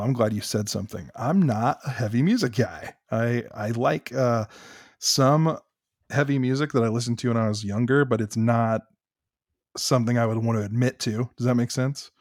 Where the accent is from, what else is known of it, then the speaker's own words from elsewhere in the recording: United States; moved away; I'm from Greene County